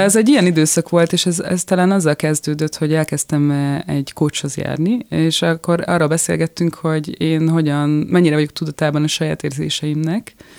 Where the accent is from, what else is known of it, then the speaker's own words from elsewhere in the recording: Budapest, Hungary; moved away as an adult; now in France; én a nyolcadik keletben nőttem fel egy ilyen nagyon békés, eh, a művésztelepen